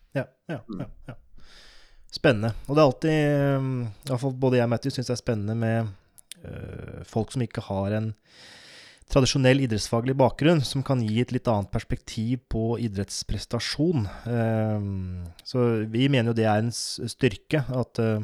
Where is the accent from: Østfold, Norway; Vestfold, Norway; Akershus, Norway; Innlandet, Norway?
Innlandet, Norway; Oppland; jeg er fra Oppland, som nå heter Viken